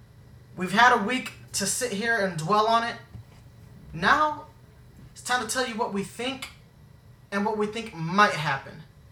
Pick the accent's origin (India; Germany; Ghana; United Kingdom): Germany; because we grew up in Germany, so we grew up on a military base.